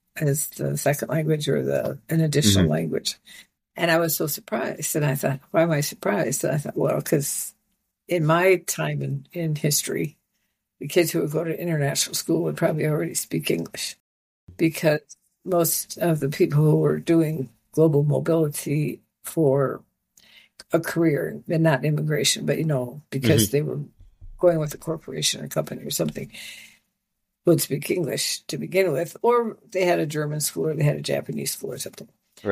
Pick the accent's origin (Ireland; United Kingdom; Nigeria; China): Nigeria; I was a minority when I grew up in Nigeria, but I was a privileged minority.